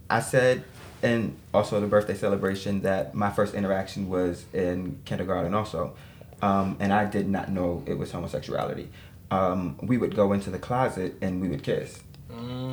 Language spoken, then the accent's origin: English; New York City, New York, United States; also born or lived in Brooklyn; I was born in Queens, um, but we were living in Brooklyn. Mm-hmm. So I was raised in Brooklyn for a, little while, and then we moved back